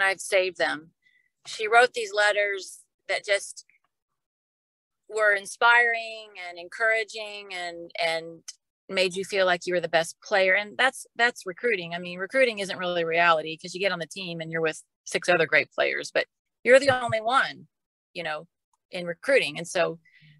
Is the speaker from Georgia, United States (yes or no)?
no; Dallas, Texas, United States; I grew up in Dallas